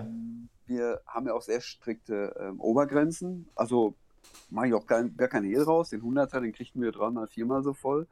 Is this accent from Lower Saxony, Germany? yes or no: no; Hagen, North Rhine-Westphalia, Germany; moved away as an adult; now in Switzerland; ich habe 45 Jahre 46 Jahre, in, äh, in Hagen gewohnt, direkt an der Ruhr